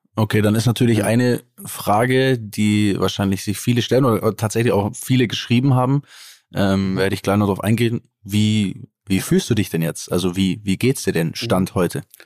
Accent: Allgäu, Bavaria, Germany; accent: Allgäuer Bauerndialekt; da kommt immer mein Allgäuer Bauerndialekt raus, zumindest, ne? also da, wo ich herkomme

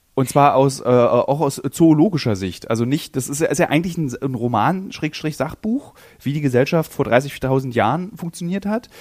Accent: Berlin, Germany; als Berliner ist mein Handlungsspielraum ist, ist oft in Berlin

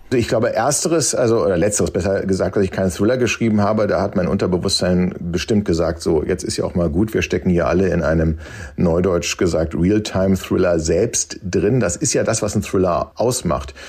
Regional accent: Germany; als Deutsche

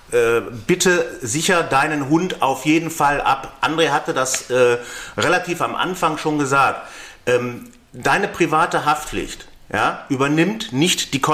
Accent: North Rhine-Westphalia, Germany; Ähm, ich komme aus Nordrhein-Westfalen.

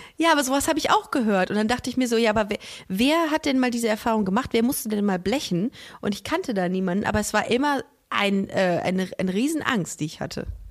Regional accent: Düsseldorf, North Rhine-Westphalia, Germany; Bei uns in Düsseldorf

